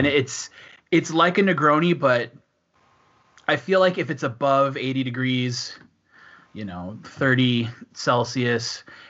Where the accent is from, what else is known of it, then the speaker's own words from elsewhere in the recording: Washington, United States; moved away as an adult; now in Switzerland; Yeah, for me, I'm from Washington State